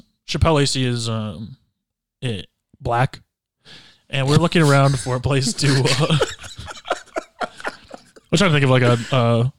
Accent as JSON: {"language": "English", "region": "Michigan", "country": "United States", "said": "I'm from Michigan. We have the five best lakes in the country."}